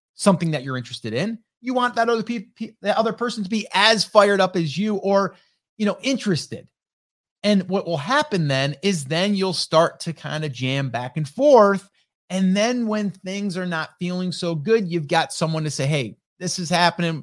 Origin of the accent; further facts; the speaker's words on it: upstate New York, United States; I'm from upstate New York